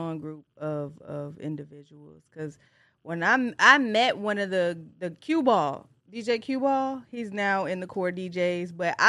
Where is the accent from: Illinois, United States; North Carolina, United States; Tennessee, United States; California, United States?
Tennessee, United States; Tennessee area, United States; also born or lived in Detroit, Michigan; I was raised in the Tennessee area, but I'm from Detroit.